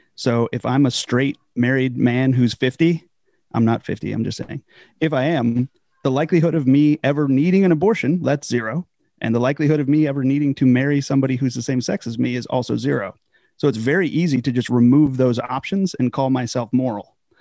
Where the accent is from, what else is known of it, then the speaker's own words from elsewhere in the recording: Southern California, United States; moved away as an adult; now in Virginia, United States; a village church out in Southern California. So from there, I grew up in the Foursquare Church primarily